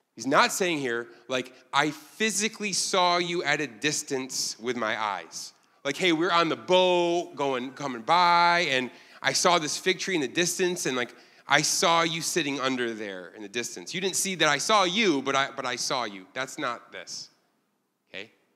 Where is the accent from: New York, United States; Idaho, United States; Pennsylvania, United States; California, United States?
New York, United States; Ilion; now in Korea; I'm from a town you've never heard of called Ilion, New York